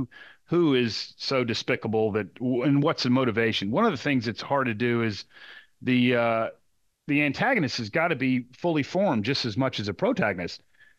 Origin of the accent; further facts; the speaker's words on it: Texas, United States; now in Charleston, United States; my parents, my grandparents, everybody's from Charleston. I grew up in Texas